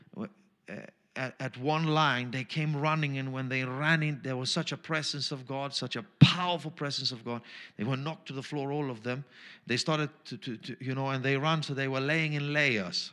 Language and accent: English; Austria; first language German; English is a second language; I'm Austrian German